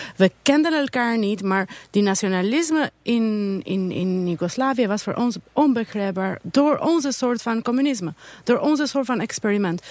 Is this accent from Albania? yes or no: yes; Albania; now in Netherlands